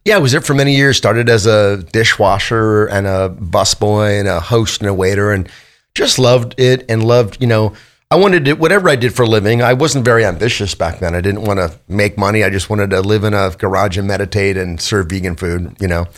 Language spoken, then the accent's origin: English; Los Angeles, California, United States; I grew up in Van Nuys, California